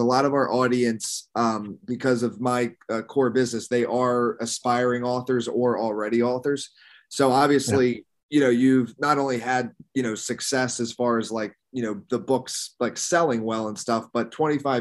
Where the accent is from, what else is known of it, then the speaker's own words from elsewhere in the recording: Doylestown, Pennsylvania, United States; moved away as an adult; also born or lived in San Diego; I grew up in Philadelphia area, Bucks County, technically. It's like an hour north of Philadelphia